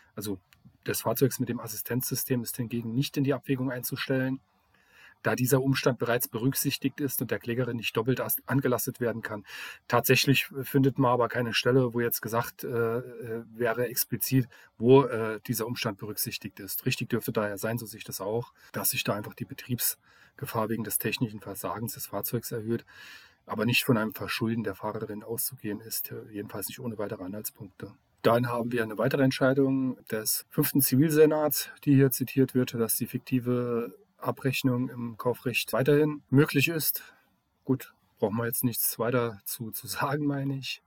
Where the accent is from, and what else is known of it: Saarland, Germany